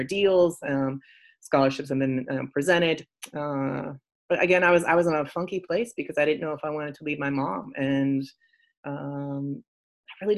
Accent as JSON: {"language": "English", "region": "Northeast Ohio", "country": "United States", "tie": "born or raised there", "said": "I grew up in Northeast Ohio"}